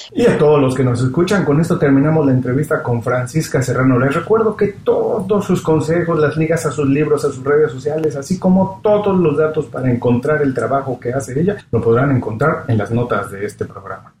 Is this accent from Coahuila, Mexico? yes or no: no; Mexico City, Mexico; also born or lived in Guadalajara; now in Miami, United States; yo vivo en Miami, soy mexicano y estoy en Miami